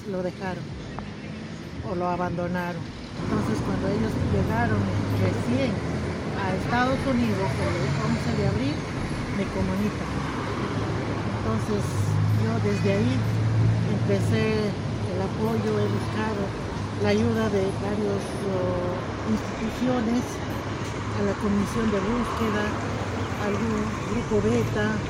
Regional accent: Peru; vengo de Perú

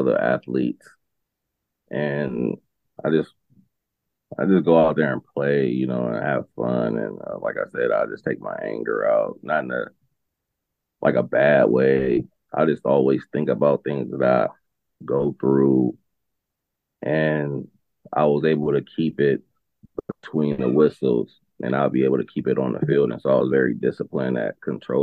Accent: Los Angeles, California, United States; growing up in South Central

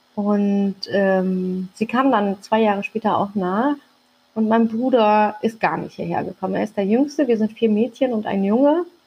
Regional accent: Hamburg, Germany; also born or lived in Turkey; ich bin mitten auf dem Kiez groß geworden

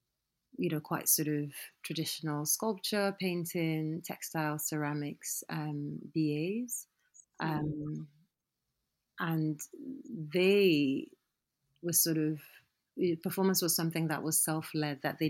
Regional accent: Nigeria; also born or lived in United Kingdom; I'm Nigerian.

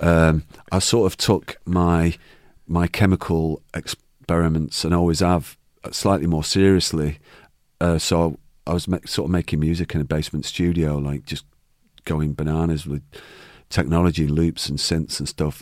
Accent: Manchester, North West England, United Kingdom; born or raised there

